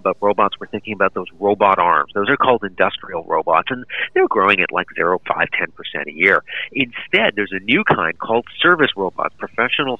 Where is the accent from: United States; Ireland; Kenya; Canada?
Canada; Vancouver, British Columbia; I grew up in Vancouver